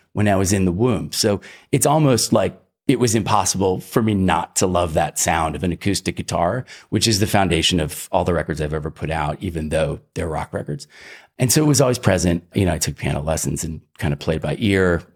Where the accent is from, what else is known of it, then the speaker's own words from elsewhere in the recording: Philadelphia, Pennsylvania, United States; also born or lived in Iowa; I was raised in the Northeast. Um, my folks divorced when I was about ten and we moved to, uh, suburban Philly